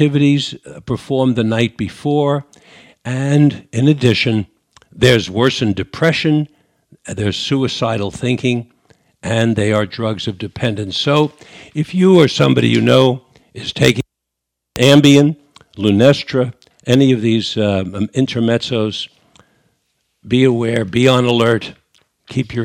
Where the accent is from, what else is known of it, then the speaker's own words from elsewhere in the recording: New York, United States; accent: New York; moved away; my New York accent from 50, 60 years ago